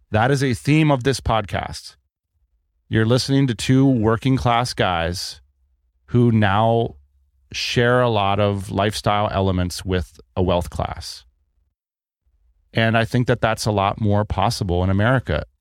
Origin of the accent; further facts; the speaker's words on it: United States; as an American